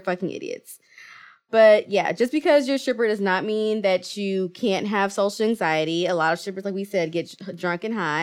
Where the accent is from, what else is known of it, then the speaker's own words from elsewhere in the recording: Kenya; I'm Kenyan